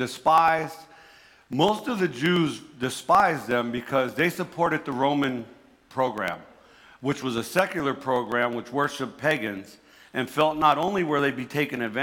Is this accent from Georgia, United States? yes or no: no; New Jersey, United States; accent: Jersey; my Jersey accent